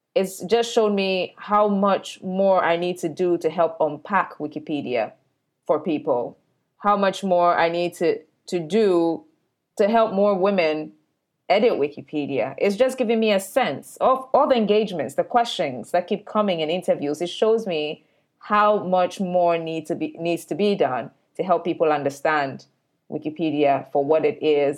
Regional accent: Ghana; I live in Accra, Ghana, and I come from Ghana

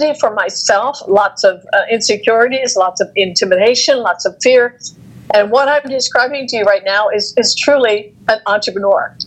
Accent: United States; also born or lived in Texas; growing up in the Amish community, I had no formal training

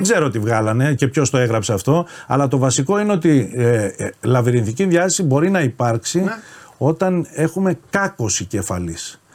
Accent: Nea Smyrni, Attica, Greece; Στη Νέα Σμύρνη τέλειωσα το σχολείο μου. Νεοσμυρνιώτη είμαι κατά βάση το σχολείο

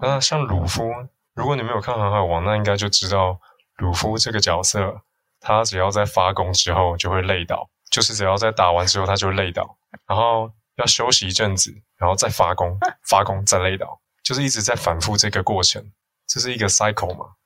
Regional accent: Hsinchu, Hsinchu City, Taiwan; moved away as an adult; also born or lived in Taipei; 我老家住香山嘛

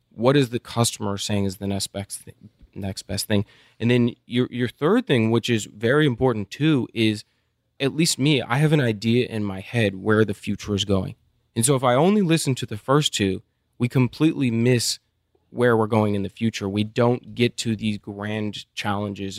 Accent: Midland, Texas, United States; also born or lived in Austin, Texas; I grew up in Midland.

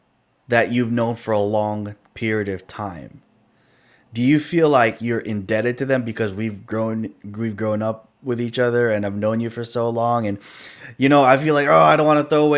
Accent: Chicago, Illinois, United States; also born or lived in California; I grew up, I was born in California, right? I grew up in the city of Chicago

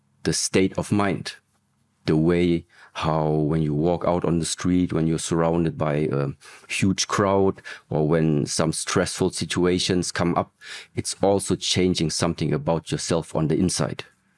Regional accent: Germany; So I grew up in Germany, was also born in Germany, but in early ages already.

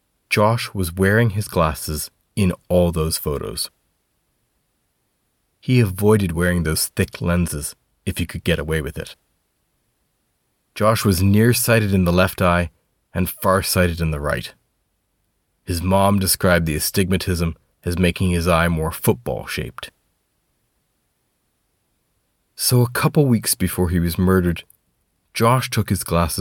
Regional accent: Canada; now in Scotland, United Kingdom; I'm a Canadian reporter based in Scotland.

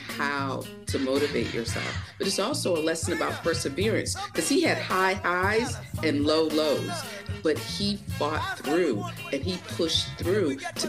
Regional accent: Savannah, Georgia, United States; born there; I was born in Georgia, in Savannah, Georgia.

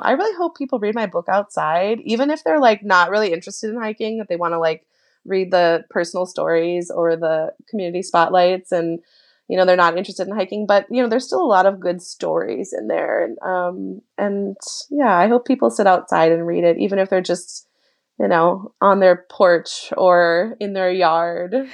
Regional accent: Minnesota, United States; moved away; growing up in Minnesota

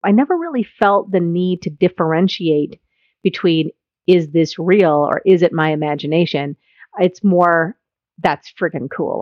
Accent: United States; as an American

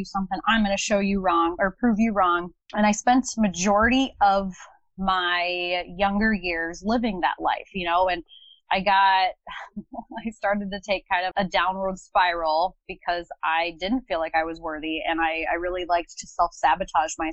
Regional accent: Northwest Iowa, United States; also born or lived in Minneapolis, Minnesota / Farmington, Minnesota; I was actually born in Minneapolis. I grew up in a small town outside of Minneapolis called Farmington. I lived there until I was about 8 years old, and then I moved to Northwest Iowa. So I've been in the Midwest ever since

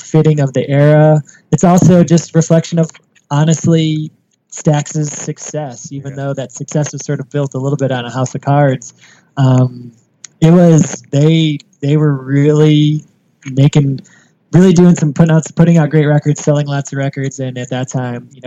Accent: Wisconsin, United States; now in Memphis, United States; I'm from Wisconsin

